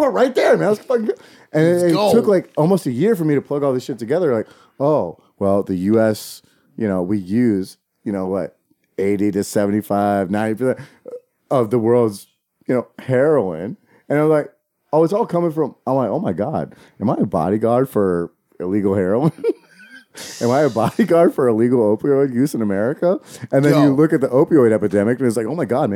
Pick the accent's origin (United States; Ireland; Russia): United States; Charlottesville, Virginia; I'm from Charlottesville